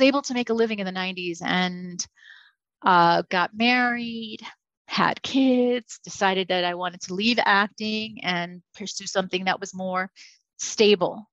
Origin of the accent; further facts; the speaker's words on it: New York City, New York, United States; moved away; also born or lived in Hollywood; I grew up in the Bronx. I grew up in New York City